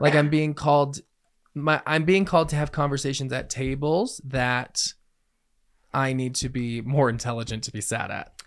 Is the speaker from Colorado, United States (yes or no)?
yes; Colorado, United States; I was born and raised in Colorado